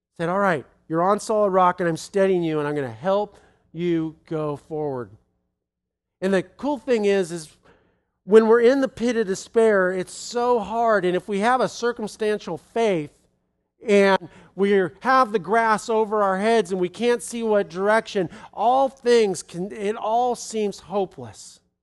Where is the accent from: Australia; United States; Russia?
United States